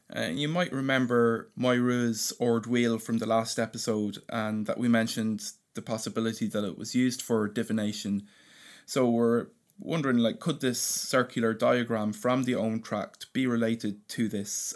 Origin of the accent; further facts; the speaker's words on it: Ireland; the Irish language does have a poetry to it, and, you know, it's in, intertwined with our history and our landscape and myth